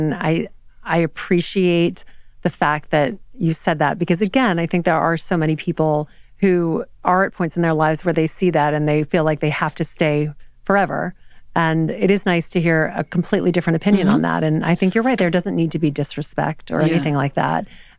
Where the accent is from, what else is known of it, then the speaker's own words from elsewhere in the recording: the South, United States; I'm from the South